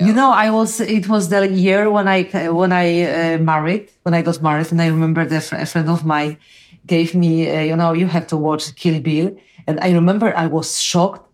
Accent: Poland; English is a second language; I'm from Poland. We are very close to the war

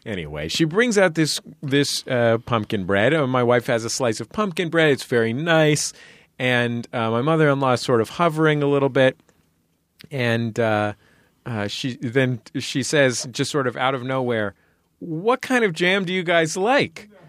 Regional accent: San Francisco, California, United States; I'm from San Francisco

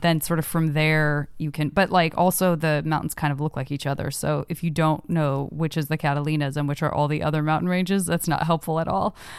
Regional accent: Arizona, United States; also born or lived in San Francisco; now in Los Angeles, United States; I'm from Arizona

